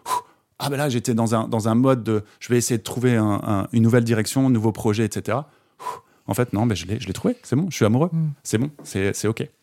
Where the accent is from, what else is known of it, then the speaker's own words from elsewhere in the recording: Alsace, Grand Est, France; moved away; je suis originaire d'Alsace, donc je suis rentré, euh, euh, quelques jours en Alsace